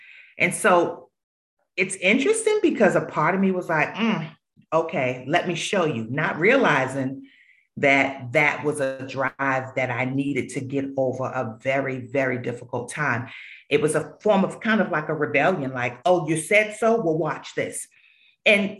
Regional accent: Boston, Massachusetts, United States; moved away as an adult; now in Charlotte, United States; growing up in Roxbury, there were a lot of challenges and influences

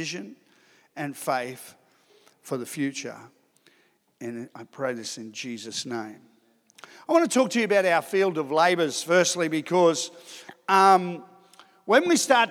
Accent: Sydney, New South Wales, Australia; moved away as an adult; also born or lived in Ipswich / Darwin / Adelaide; I grew up in Sydney

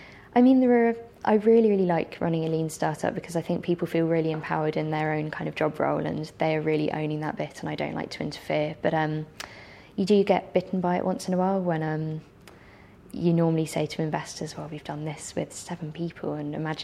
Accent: England, United Kingdom; as an English person

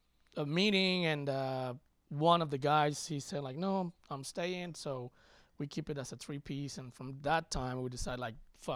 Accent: Mexico; now in United States; coming from Mexico

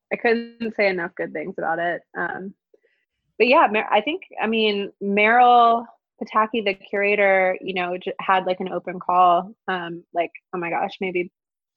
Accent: Alabama, United States; moved away; I'm from here. My family's lived here for centuries, actually. So yeah, my family history is like very, very rooted in Alabama. And a lot of my aesthetic kind of, I think, comes from growing up in the South

